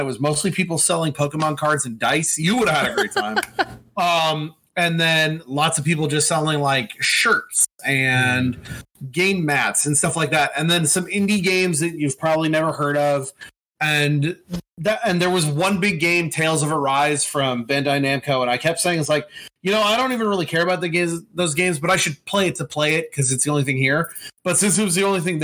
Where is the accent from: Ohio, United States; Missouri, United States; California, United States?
California, United States; El Cajon; I'm from El Cajon, California